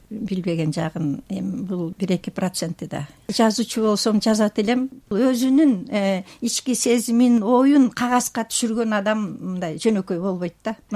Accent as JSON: {"language": "Kyrgyz", "region": "Bishkek", "country": "Kyrgyzstan", "tie": "born or raised there", "said": "эгерде мен байкем бишкекке алып келбесе"}